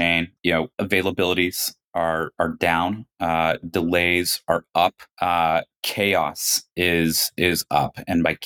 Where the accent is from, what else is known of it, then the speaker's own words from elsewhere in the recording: United States; moved away; also born or lived in China; two American founders